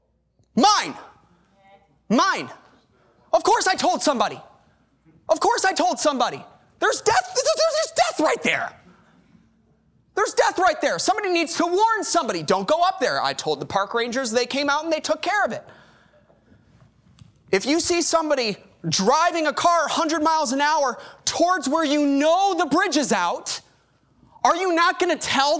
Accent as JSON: {"language": "English", "town": "Chicago", "region": "Illinois", "country": "United States", "moved": "as an adult", "lives_now": "Corpus Christi, United States", "said": "I'm from Chicago"}